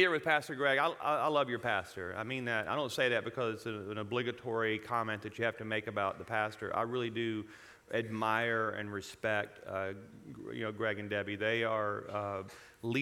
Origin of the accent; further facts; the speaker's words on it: Louisiana, United States; now in Colorado, United States; I was born and raised in Louisiana